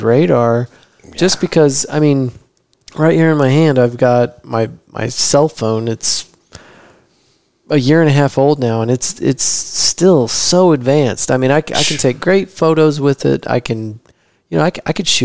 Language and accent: English; Abilene, Texas, United States; in my hometown, Abilene, Texas.